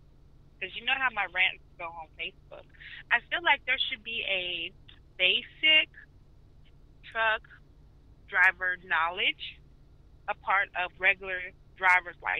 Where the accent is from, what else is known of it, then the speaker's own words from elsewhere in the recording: Chicago, Illinois, United States; now in Georgia, United States; I'm from Chicago